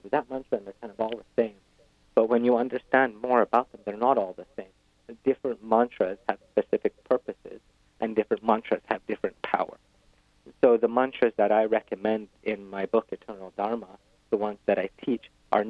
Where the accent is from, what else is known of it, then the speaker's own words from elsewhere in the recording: West Bengal, India; I grew up in West Bengal, the most likely place in the world to be eaten by a tiger in India.